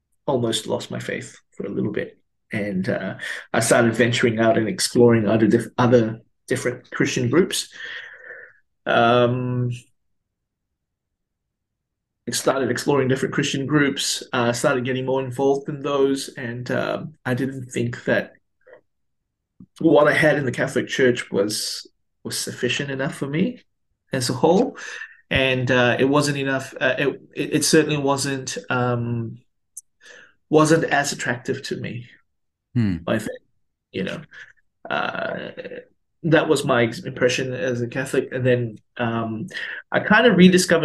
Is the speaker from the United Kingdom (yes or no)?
no; Malaysia; now in Melbourne, Australia; I grew up in Malaysia, and I didn't grow up in Australia